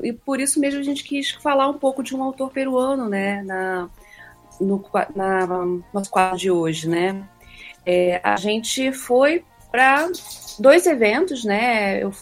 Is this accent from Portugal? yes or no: no; São Gonçalo, Rio de Janeiro, Brazil; eu venho de São Gonçalo, uma cidade onde surgiu, assim, é, o funk era muito importante, né, na minha infância, né?